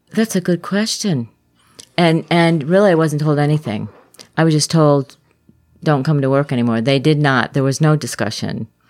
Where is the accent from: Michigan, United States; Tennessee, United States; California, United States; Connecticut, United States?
Connecticut, United States; Glastonbury; now in Lakeland, Florida, United States; I was raised in Glastonbury